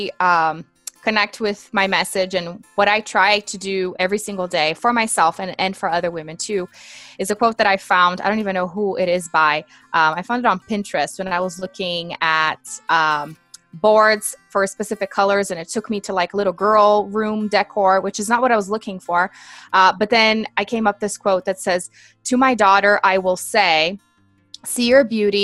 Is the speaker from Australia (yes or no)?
no; Brazil; English is a second language; I'm originally from Brazil, born and raised